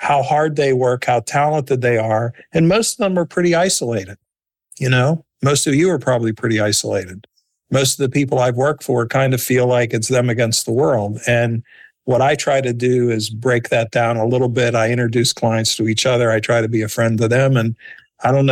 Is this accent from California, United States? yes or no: no; Pittsburgh, Pennsylvania, United States; I grew up in Pittsburgh, PA